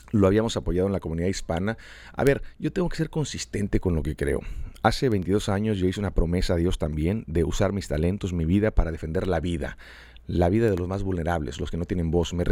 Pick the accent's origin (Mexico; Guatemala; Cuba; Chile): Mexico; Yo como mexicano tengo una responsabilidad tremenda de hacer algo, de levantar mi voz.